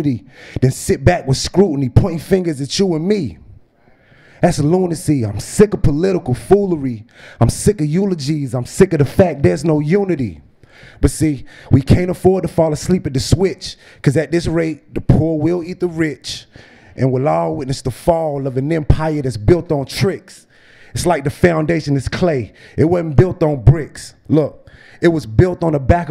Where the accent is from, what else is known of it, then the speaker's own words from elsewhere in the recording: Greensboro, North Carolina, United States; I'm from Greensboro